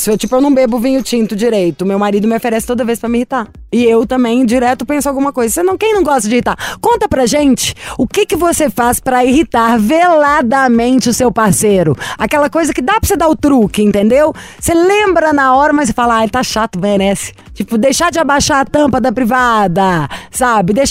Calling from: Belo Horizonte, Minas Gerais, Brazil; eu sou de Belo Horizonte

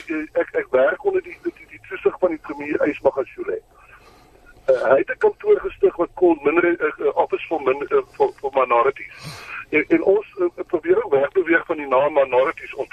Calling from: Bloemfontein, Free State, South Africa; ek is hier van die Vrystaat in Bloemfontein.

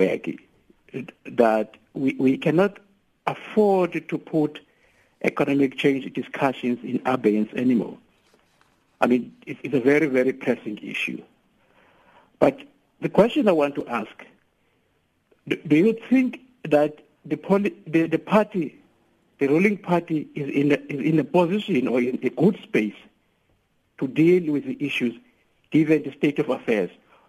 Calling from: Port Elizabeth, Eastern Cape, South Africa; Now, I'm calling from Port Elizabeth.

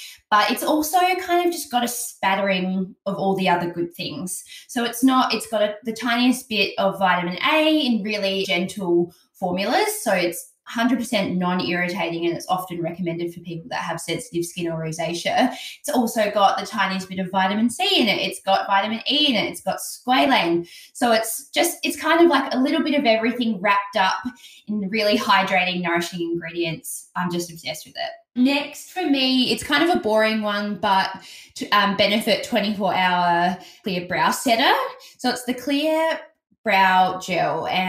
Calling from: Adelaide, South Australia, Australia; I'm actually recording from Adelaide and I didn't bring it.

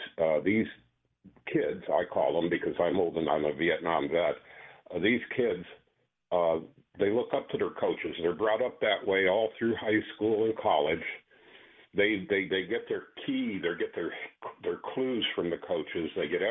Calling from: Perry Heights, Ohio, United States; Perry Heights.

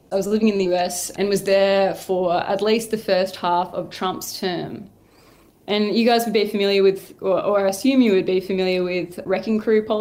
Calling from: Hobart, Tasmania, Australia

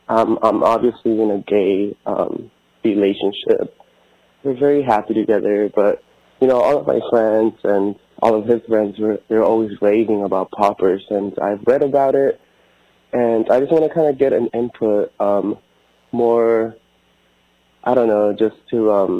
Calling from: Houston, Texas, United States; Hello, Amber. Hello, Dr. Chris. … I'm from Houston, Texas.

